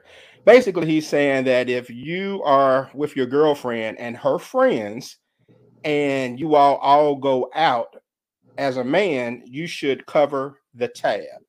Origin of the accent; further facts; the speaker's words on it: Mississippi, United States; my home state, the Magnolia State of Mississippi